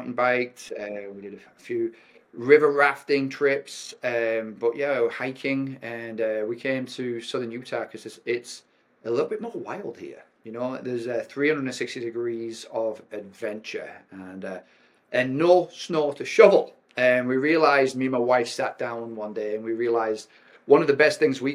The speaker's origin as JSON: {"language": "English", "region": "North West England", "country": "United Kingdom", "tie": "born or raised there", "moved": "yes", "lives_now": "St. George, United States", "said": "I was born in a very wet, cold, damp land. So I'm from the northwest of England. My hometown is famous for building nuclear submarines"}